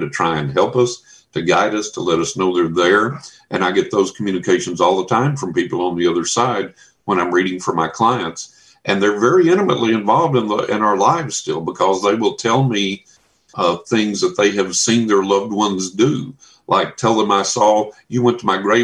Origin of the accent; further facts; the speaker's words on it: Texas, United States; growing up in Texas